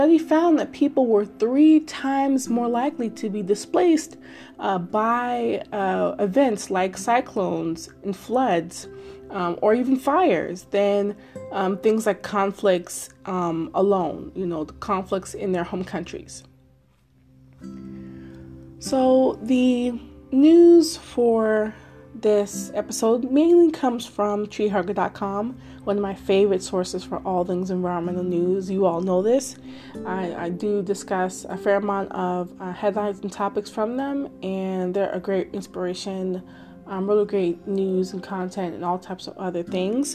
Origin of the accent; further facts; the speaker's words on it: Maryland, United States; Maryland, my home state, and where I live